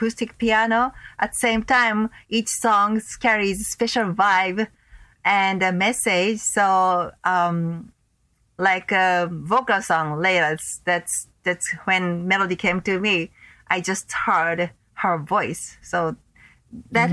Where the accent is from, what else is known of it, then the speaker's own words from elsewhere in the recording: Tokyo, Japan; also born or lived in Los Angeles; my hometown in Tokyo